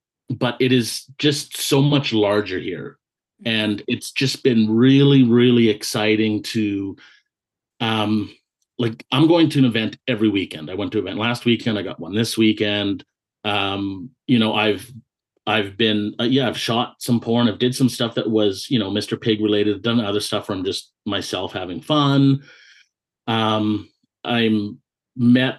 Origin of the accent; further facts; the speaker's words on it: the Okanagan, British Columbia, Canada; moved away as an adult; now in Vancouver, Canada; I grew up in the Okanagan, and for anyone that's listening that's not familiar with Canada, it's like the interior of British Columbia